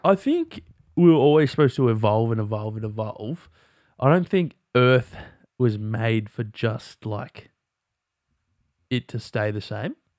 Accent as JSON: {"language": "English", "country": "Australia", "said": "we're Australian, so we just, like, speak, like, slang"}